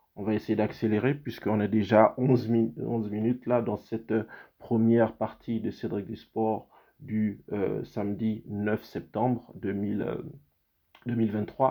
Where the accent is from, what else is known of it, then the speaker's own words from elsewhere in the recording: Gabon; moved away; c'est mon pays d'origine